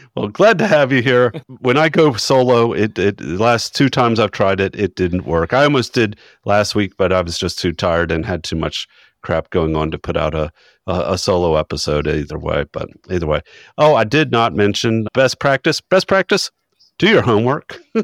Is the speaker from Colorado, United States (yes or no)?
no; Chesapeake, Virginia, United States; my true hometown of Chesapeake, Virginia